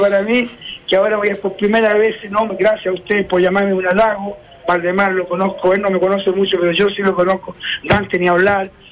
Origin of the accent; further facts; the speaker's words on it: Chile; also born or lived in United States; en mi país